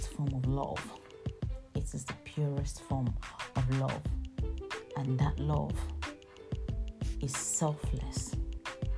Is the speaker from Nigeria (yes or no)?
yes; Nigeria; now in United Kingdom; I remember being Nigerian, and then back in the days, and when I was in my country, there were very few white people in my country